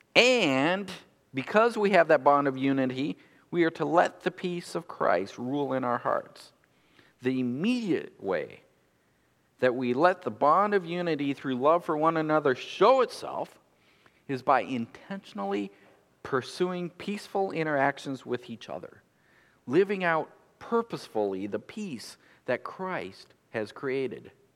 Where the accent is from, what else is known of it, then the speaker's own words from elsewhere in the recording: United States; we're American consumers